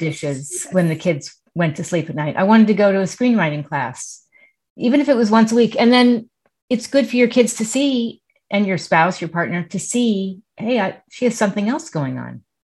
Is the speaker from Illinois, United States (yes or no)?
no; New York City, New York, United States; I grew up in Manhattan